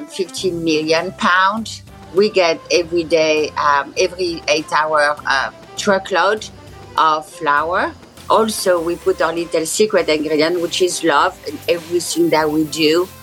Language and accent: English; south of France, France; moved away as an adult; now in United States; since I grew up in South of France.